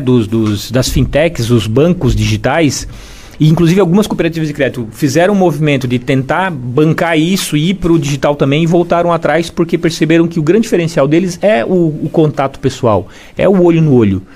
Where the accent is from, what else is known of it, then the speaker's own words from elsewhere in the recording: Imbituba, Santa Catarina, Brazil; also born or lived in Florianópolis; Eu nasci em Imbituba, morei lá até os 17 anos